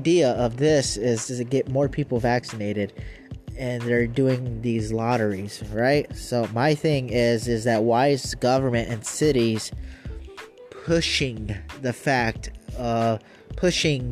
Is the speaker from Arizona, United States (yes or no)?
yes; Arizona, United States; my home state, Arizona